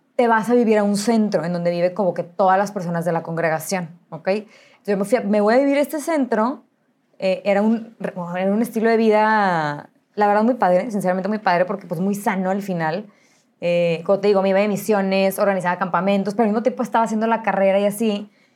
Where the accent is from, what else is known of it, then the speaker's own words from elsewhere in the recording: Monterrey, Nuevo León, Mexico; Nací aquí en Monterrey, nací en La Conchita, o sea, tradicionalísimo de Monterrey